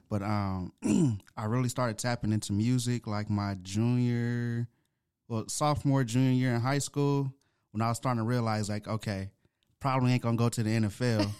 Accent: Atlanta, Georgia, United States; also born or lived in Grand Rapids, Michigan; I was born in Grand Rapids, Michigan, but I was raised here in Atlanta, Georgia.

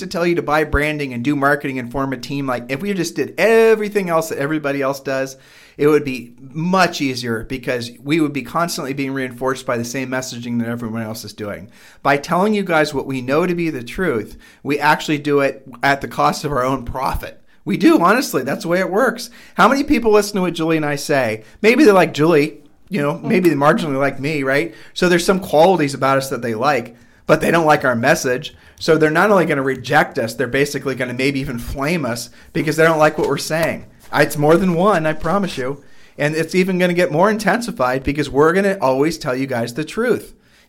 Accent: Ohio, United States; we are from Ohio

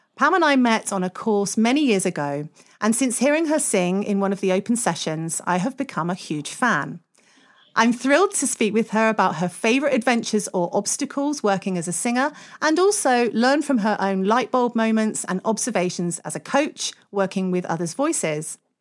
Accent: United Kingdom; we're British

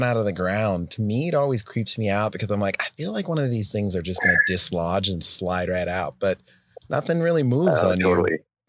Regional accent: Washington, District of Columbia, United States; DC. That's my hometown, sadly to say.

